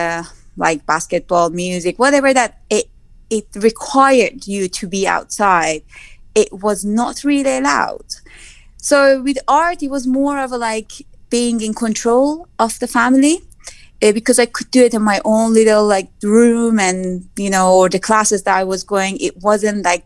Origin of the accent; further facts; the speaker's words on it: Tabriz, East Azerbaijan, Iran; English is a second language; moved away as an adult; also born or lived in Mashhad; now in United Kingdom; I was born in Tabriz and raised in Tabriz and then moved to Mashhad